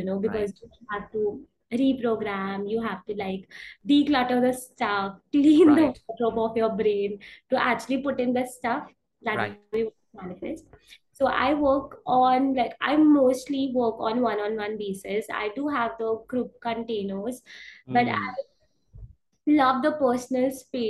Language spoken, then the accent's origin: English; India; I'm an Indian, I stay in India